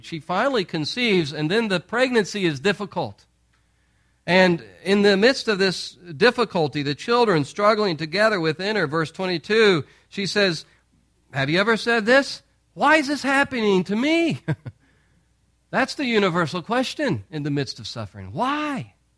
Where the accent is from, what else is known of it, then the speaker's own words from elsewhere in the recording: St. Louis, Missouri, United States; moved away; we're from Saint Louis